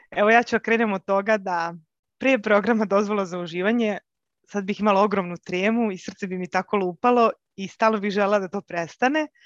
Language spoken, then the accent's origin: Croatian; Belgrade, Serbia; uh, dolazim iz Beograda